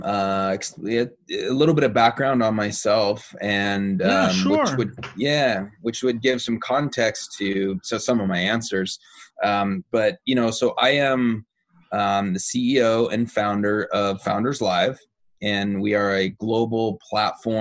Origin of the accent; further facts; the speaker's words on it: Seattle, Washington, United States; Seattle, Washington, which is my hometown area.